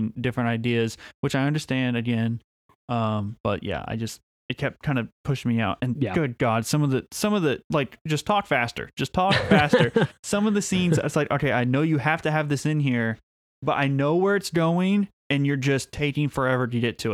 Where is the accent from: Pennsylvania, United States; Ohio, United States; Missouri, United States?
Missouri, United States; Springfield; We're from Springfield. We're recording this in Springfield, Missouri